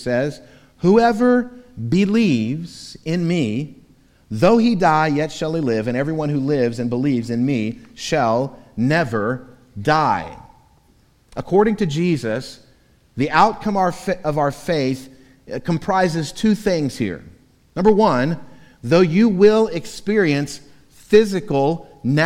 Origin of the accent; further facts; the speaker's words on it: Florida, United States; moved away; Growing up in Florida, in my childhood and teenage years